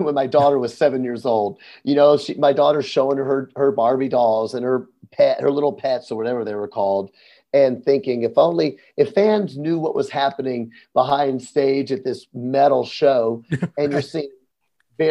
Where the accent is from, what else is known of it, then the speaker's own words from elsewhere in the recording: Memphis, Tennessee, United States; I'm from Memphis, Tennessee